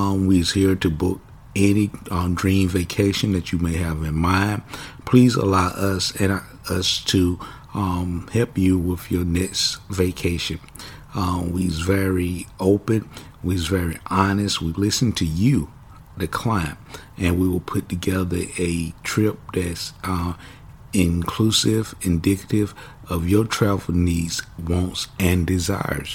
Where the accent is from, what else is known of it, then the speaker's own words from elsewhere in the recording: Kinston, North Carolina, United States; moved away as an adult; I was raised born in Kinston, North Carolina, spent my childhood years in Kinston up until about the age of 18.